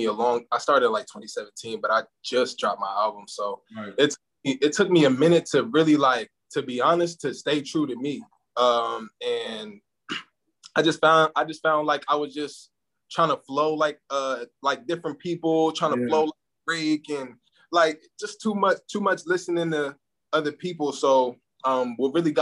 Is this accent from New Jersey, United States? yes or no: yes; New Jersey, United States; also born or lived in Camden, New Jersey / Willingboro, New Jersey; now in Atlanta, United States; I'm from New Jersey. So Camden, New Jersey. I'm from Willenboro. Shout out to the 609.